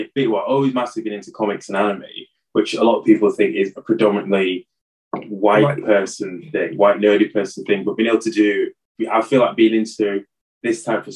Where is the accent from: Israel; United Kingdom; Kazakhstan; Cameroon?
United Kingdom; Hull, Yorkshire and the Humber; Now, growing up in Hull, when we started hanging out in town more, all the black kids that I did know that was my age